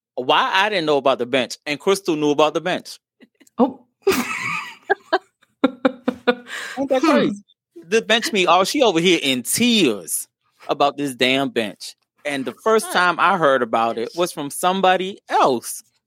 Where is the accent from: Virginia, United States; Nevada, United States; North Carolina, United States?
Virginia, United States; I'm from Virginia